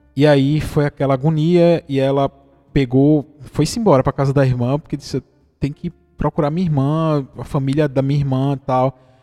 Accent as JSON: {"language": "Portuguese", "region": "Pernambuco", "country": "Brazil", "said": "como pernambucano"}